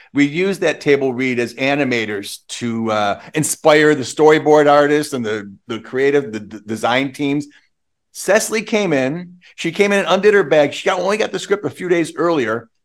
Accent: Western New York, United States; I'm from Western New York

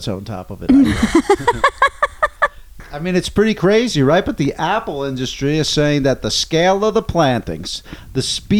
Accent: New Jersey, United States; I'm actually from the East Coast, and New Jersey is an apple state.

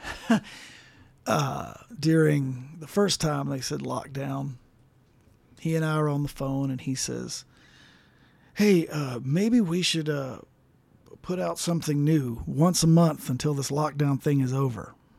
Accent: Ouray, Colorado, United States; also born or lived in Mississippi; right before I turned twelve, my parents moved to Colorado

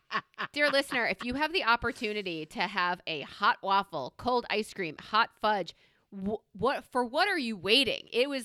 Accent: New York, United States; We don't own floral things because I'm a New Yorker and we wear black, navy, and black or navy.

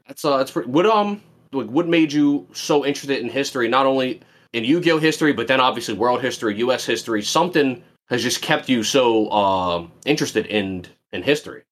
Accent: Philadelphia, Pennsylvania, United States; I was born and raised in Philly. I lived in Philly for the first eighteen years of my life.

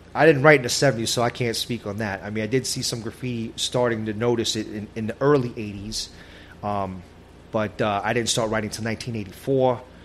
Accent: New York City, New York, United States; also born or lived in Brooklyn, New York; I lived in Brooklyn for a couple years as a child, and then my parents, you know, found a, a, nice spot in Queens, and, and we all we, we moved out there, and I was I was raised in Queens.

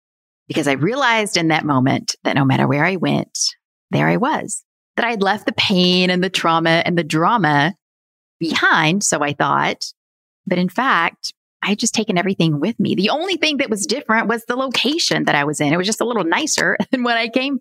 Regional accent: Virginia, United States; grew up in the Appalachian Mountains of Southwest Virginia

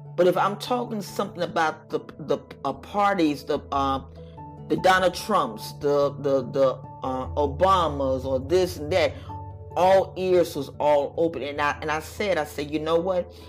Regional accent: United States; we are Americans

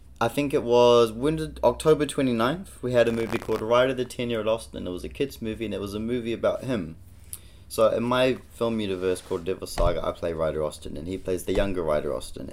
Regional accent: Auckland, New Zealand; Auckland. This is my backyard, my hometown

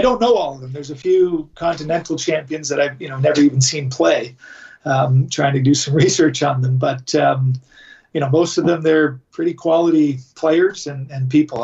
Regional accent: Canada; I'm Canadian

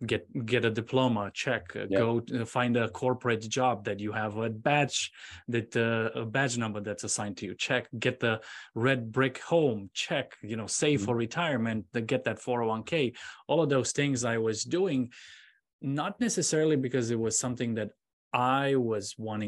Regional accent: Romania; moved away as an adult; now in United States; I'm originally from Romania, and I went to school in Romania studying electronics. And I moved here to the United States in 2003.

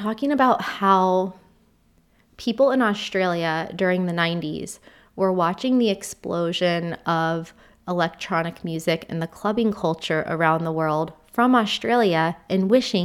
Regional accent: United States; moved away as an adult; now in United Kingdom; having been born and raised in the US

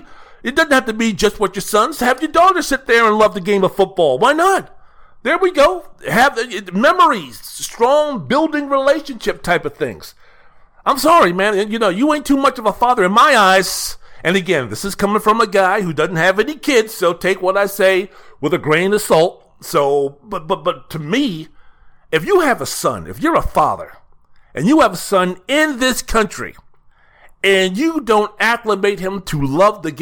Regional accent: Washington, District of Columbia, United States; my mom would drag my ass to church down to Holy Comforter in Northwest D.C.

